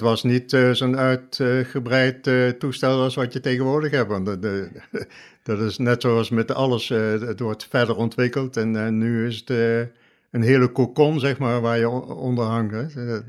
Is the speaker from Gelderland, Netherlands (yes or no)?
yes; Oosterbeek, Gelderland, Netherlands; geboren en getogen in Oosterbeek